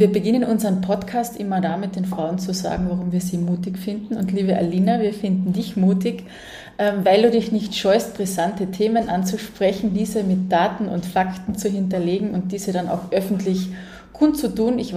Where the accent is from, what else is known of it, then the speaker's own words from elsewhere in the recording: Carinthia, Austria; als Oberkärntnerin bin ich mit dem eigentlich fast gar nicht in Berührung gekommen.